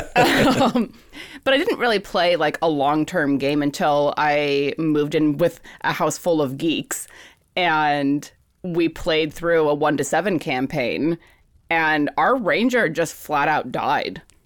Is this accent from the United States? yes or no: yes; Fairbanks, Alaska, United States; now in San Francisco Bay Area, United States; I was born and raised in Fairbanks, Alaska